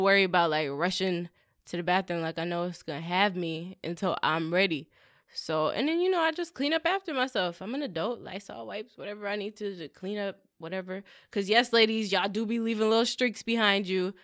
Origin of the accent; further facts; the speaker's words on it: Southern California, United States; we're from SoCal? We're from California